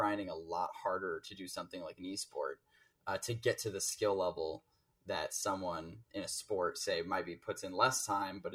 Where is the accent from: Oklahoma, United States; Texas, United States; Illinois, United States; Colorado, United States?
Illinois, United States; north of Chicago; moved away as an adult; now in Minnesota, United States; North of Chicago